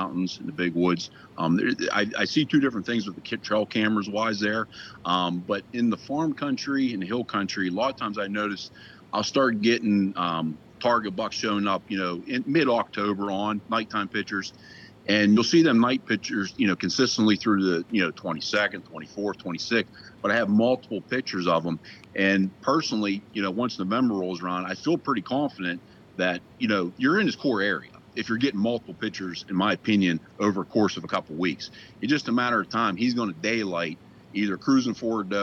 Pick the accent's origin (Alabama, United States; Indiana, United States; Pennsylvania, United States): Pennsylvania, United States; Southwest; I'm from Southwest PA